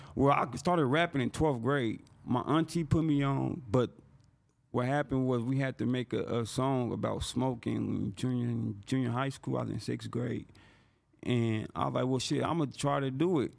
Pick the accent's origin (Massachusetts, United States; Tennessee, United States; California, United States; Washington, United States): California, United States; San Bernardino; I'm from San Bernardino